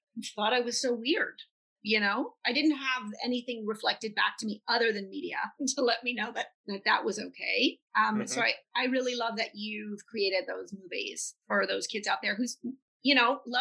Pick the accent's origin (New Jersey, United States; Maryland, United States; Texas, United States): Texas, United States; Laredo; I grew up in Laredo on the border of Mexico